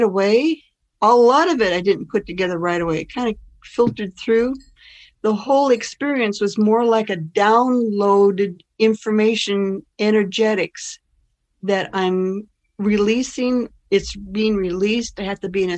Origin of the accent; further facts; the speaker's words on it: Olympia, Washington, United States; Olympia is my hometown